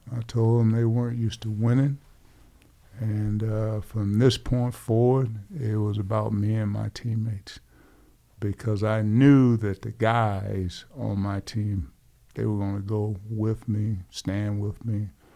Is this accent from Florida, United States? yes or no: yes; Hastings, Florida, United States; in my hometown of Hastings, Florida, per capita, we grew more potatoes than any city in America